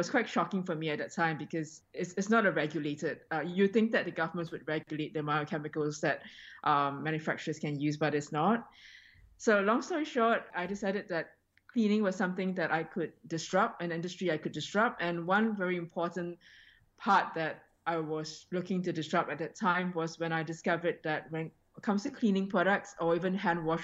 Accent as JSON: {"language": "English", "country": "Singapore", "tie": "born or raised there", "moved": "yes", "lives_now": "Australia", "said": "I was born and raised in Singapore"}